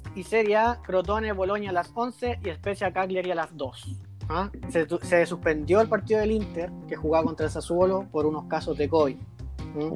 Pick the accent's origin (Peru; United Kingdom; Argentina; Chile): Chile; somos chilenos